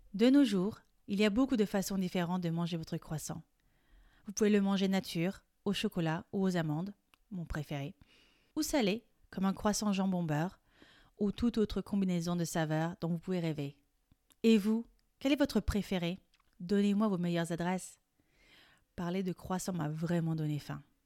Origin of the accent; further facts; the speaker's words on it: France; Je suis française et coach de français